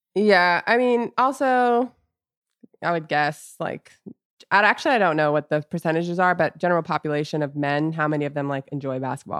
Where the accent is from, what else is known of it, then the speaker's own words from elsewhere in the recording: Orlando, Florida, United States; moved away as an adult; also born or lived in Los Angeles; growing up in Orlando and then spending a lot of my adult life in L A.